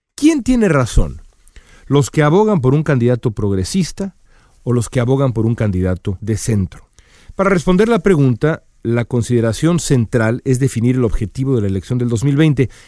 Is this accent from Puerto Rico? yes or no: no; Mexico; now in United States; México, mi país natal, y por supuesto Estados Unidos, mi país adoptivo